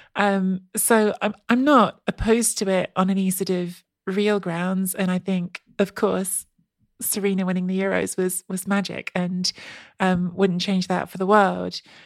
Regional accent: England, United Kingdom; I grew up in England. Um, I've lived most of my life in England

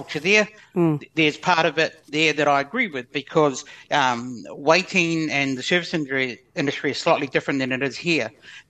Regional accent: New Zealand; I'm a Kiwi

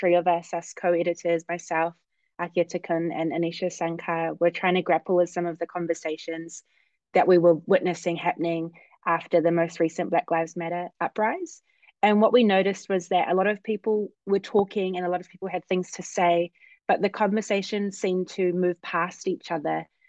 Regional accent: Auckland, New Zealand; moved away as an adult; now in Oregon, United States; I am Samoan Pakeha. I'm born and raised in Auckland and currently living in the United States

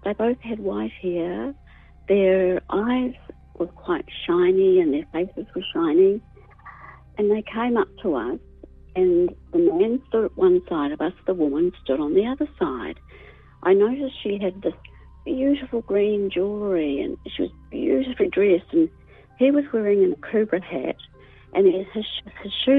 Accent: Auckland, New Zealand; I'm from Auckland

